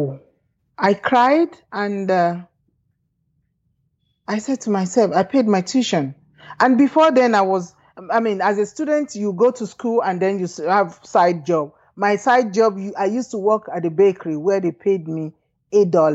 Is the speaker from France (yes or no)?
no; Nigeria; moved away as an adult; also born or lived in United Kingdom; growing up in Nigeria